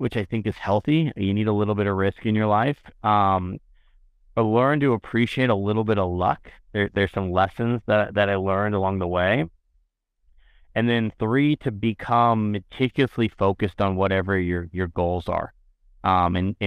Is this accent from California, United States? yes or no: yes; San Diego, California, United States; I grew up in San Diego